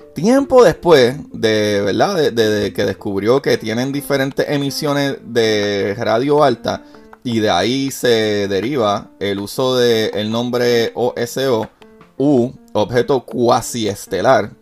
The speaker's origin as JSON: {"language": "Spanish", "country": "Puerto Rico", "said": "yo soy puertorriqueño, para los que no sabían todavía en mi país hay una crisis súper fuerte"}